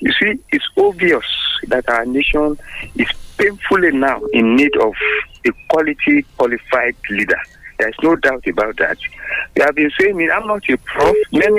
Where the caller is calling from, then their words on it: Abuja, Federal Capital Territory, Nigeria; from Abuja. Good morning to us all. Good morning to Nigerians.